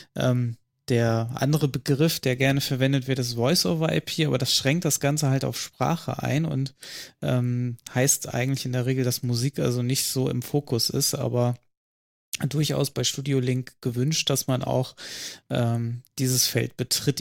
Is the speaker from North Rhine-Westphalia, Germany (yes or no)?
yes; northernmost North Rhine-Westphalia, Germany; Nördlichstes Nordrhein-Westfalen